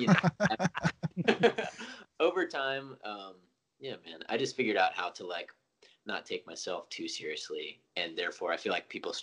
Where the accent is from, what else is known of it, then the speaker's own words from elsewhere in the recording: Knoxville, Tennessee, United States; now in Nashville, United States; I am from Knoxville, born and raised